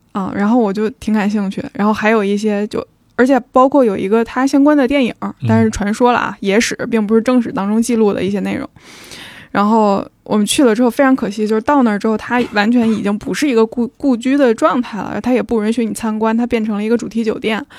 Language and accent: Chinese; Beijing, China; 我们虽然作为北京人，